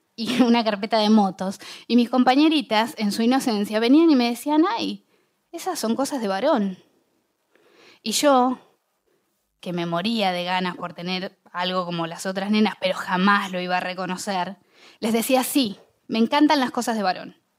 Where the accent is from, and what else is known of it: Bahía Blanca, Buenos Aires Province, Argentina; born or raised there